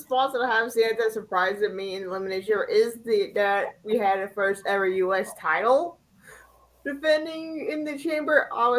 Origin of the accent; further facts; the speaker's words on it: Pensacola, Florida, United States; If I do hate Sami, it's because I'm from Pensacola because I'm representing my hometown.